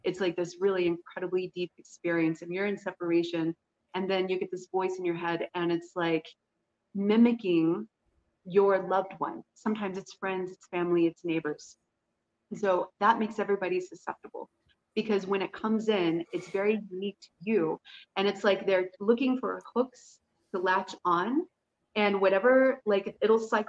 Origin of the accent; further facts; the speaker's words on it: United States; I was American